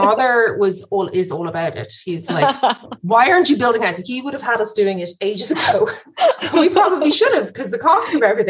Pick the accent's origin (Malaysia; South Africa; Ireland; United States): Ireland; Wicklow, Leinster; I am from Wicklow. {S0} Yeah. {S2} I grew up in Wicklow.